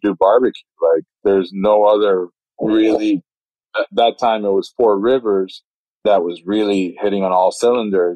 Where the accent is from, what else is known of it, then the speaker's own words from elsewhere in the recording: Puerto Rico; moved away; I'm originally from Puerto Rico